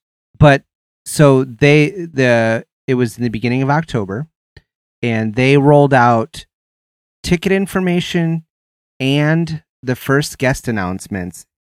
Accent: Ohio, United States; You're from Ohio. I'm from Ohio too.

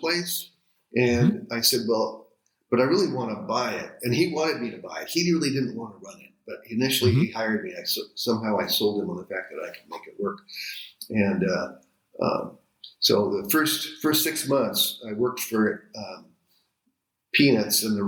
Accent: Seattle, Washington, United States; I grew up in Ballard

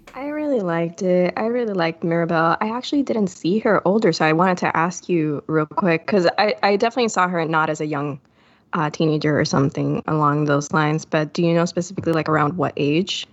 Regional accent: Puerto Rico; I'm from Puerto Rico

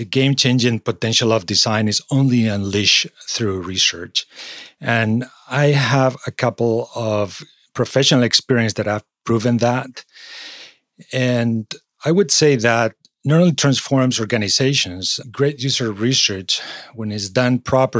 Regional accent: Spain; moved away as an adult; also born or lived in Singapore / London / Czech Republic / Madrid; now in United States; I was born in Spain

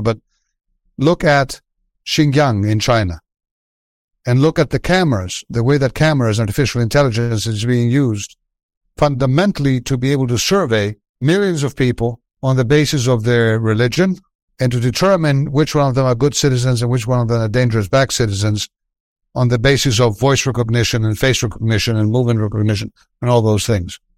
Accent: Athens, Attica, Greece; moved away as an adult; now in United States; I was from Athens. I was from a well-off family

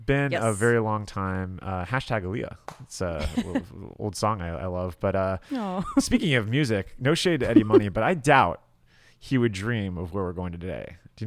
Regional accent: Miami, Florida, United States; moved away as an adult; now in Chicago, United States; I grew up in South Florida.

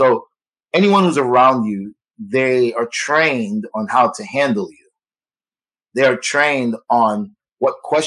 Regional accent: United States; I'm the American

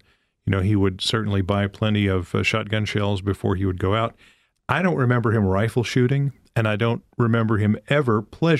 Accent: Kentucky, United States; I grew up in Kentucky. My dad grew up in Tennessee.

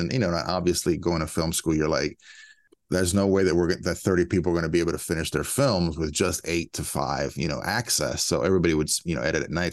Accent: a suburb of DC, Maryland, United States; I grew up in Maryland, you know, b, a suburb of D C.

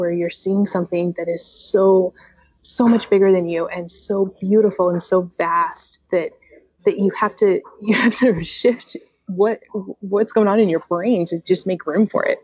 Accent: Utah, United States; I'm from Utah

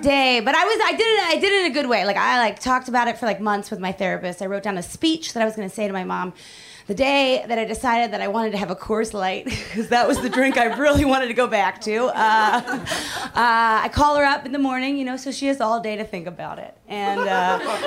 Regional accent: Philadelphia, Pennsylvania, United States; moved away as an adult; also born or lived in New York; now in Los Angeles, United States; I am the youngest of six, and I grew up in Philadelphia

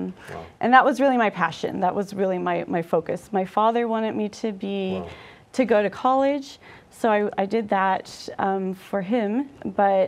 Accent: Denver, Colorado, United States; I had grown up in Catholic schools up until college. So I'm from Denver

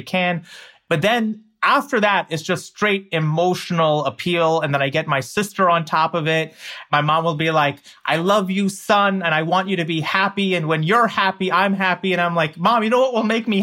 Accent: United States; I'm an American

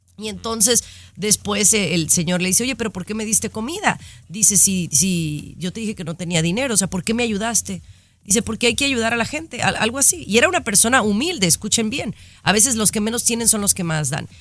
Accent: Mexico; now in United States; Yo soy mexicana de nacimiento

